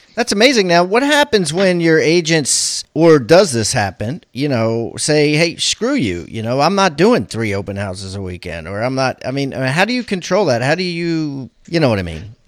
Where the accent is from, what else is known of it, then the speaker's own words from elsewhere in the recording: Maryland, United States; I'm from Maryland